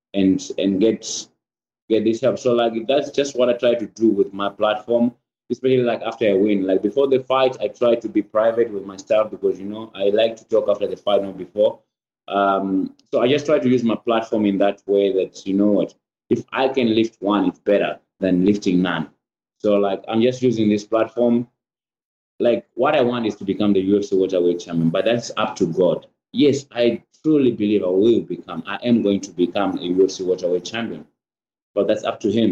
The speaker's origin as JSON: {"language": "English", "country": "Zimbabwe", "moved": "yes", "lives_now": "United States", "said": "I'm a prideful Zimbabwean"}